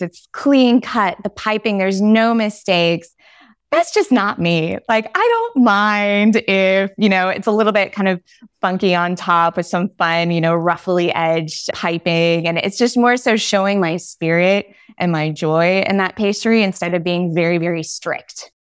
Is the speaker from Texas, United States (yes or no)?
yes; Dallas, Texas, United States; moved away as an adult; also born or lived in Paris, France; now in Versailles, France; I'm a Southern girl at heart. I'm from Dallas, Texas